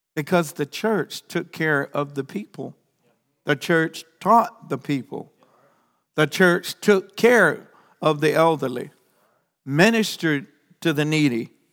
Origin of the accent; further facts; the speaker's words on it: South Carolina, United States; moved away as an adult; also born or lived in Tyler, Texas; now in Honduras; I'm a South Carolina farm boy